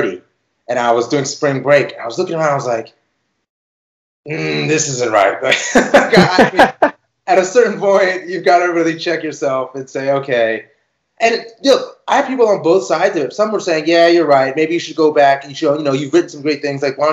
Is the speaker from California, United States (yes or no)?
yes; Beverly Hills, California, United States; I grew up in Beverly Hills